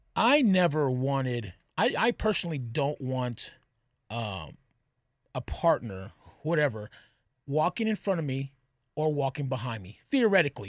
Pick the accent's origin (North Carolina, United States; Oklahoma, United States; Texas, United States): Texas, United States; I'm from Texas.